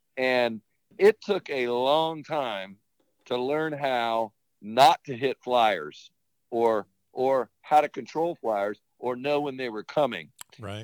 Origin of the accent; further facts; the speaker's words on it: St. Petersburg, Florida, United States; moved away as an adult; also born or lived in Statesboro, Georgia / Hilton Head, South Carolina; growing up in St. Pete